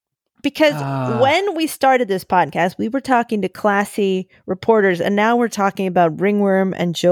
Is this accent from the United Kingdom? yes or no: yes; England, United Kingdom; from England.